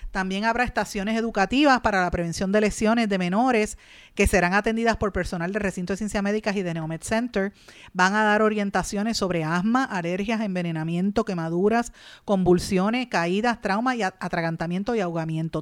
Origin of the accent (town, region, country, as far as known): Puerto Rico